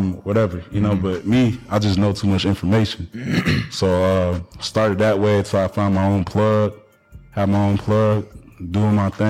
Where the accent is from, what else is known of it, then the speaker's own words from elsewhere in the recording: Atlanta, Georgia, United States; also born or lived in Washington, D.C. / Baltimore / Arizona; I grew up in Atlanta